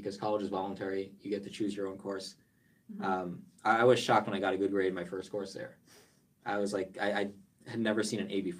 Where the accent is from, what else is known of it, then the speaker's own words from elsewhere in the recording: New Jersey, United States; moved away; also born or lived in New York; I grew up in New Jersey, if my accent doesn't show it.